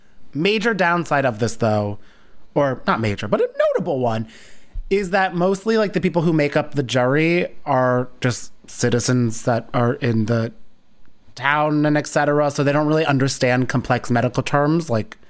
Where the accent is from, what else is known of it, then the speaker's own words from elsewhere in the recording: New Jersey, United States; It's funny because there's Union County College in my town, in my hometown.